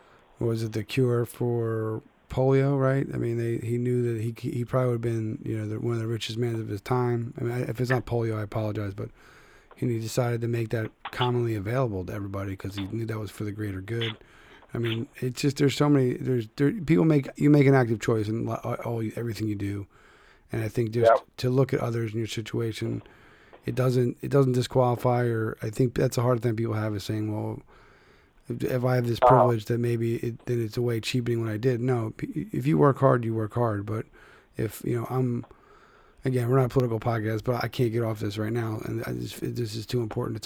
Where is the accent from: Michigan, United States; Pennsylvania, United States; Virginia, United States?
Pennsylvania, United States; Philadelphia; my hometown of Philadelphia